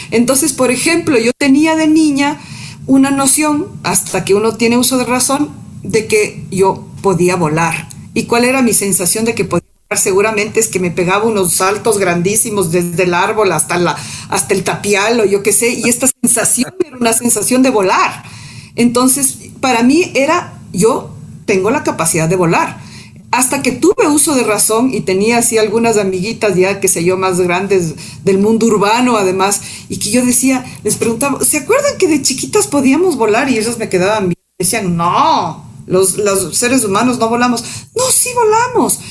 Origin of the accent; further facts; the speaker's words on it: Machachi, Pichincha, Ecuador; also born or lived in Quito; nací en Quito, en, la Mama Cuchara, ahí quedaba la clínica Pasteur, soy ocho prematura. Em, y bueno, luego ya me fui a vivir en, el campo, vivimos en Machachi, eh, y mis primeros años de infancia fueron ahí